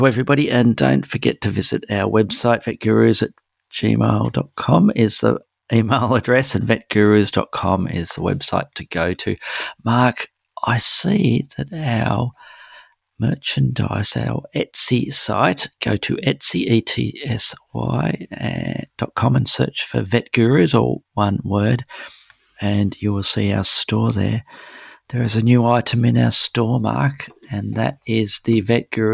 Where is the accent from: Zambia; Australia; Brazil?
Australia; Melbourne, Victoria; my hometown of Melbourne